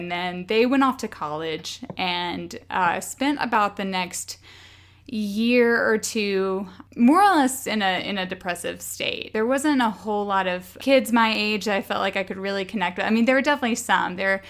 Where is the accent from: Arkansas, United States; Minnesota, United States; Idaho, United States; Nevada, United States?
Arkansas, United States; So you know that I grew up on a farm in Arkansas. My dad was a third or fourth generation farmer. So long line of Arkansas farmers in my family